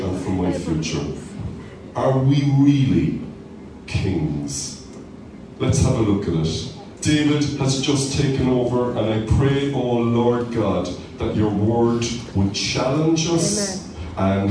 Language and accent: English; Cork, Munster, Ireland; growing up in Cork